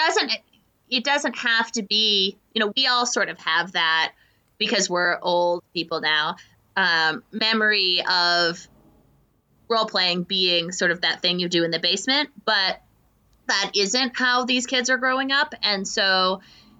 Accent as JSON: {"language": "English", "country": "United States", "said": "I'm from America"}